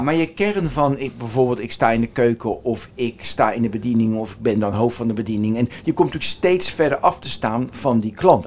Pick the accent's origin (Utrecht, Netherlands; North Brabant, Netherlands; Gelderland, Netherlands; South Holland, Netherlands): South Holland, Netherlands; Westland; moved away; ik kom uit het Westland